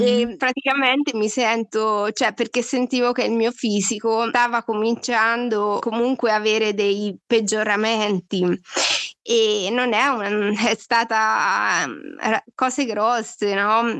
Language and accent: Italian; Marche, Italy; now in Milan, Italy; vengo, abito a Milano, vengo dalle Marche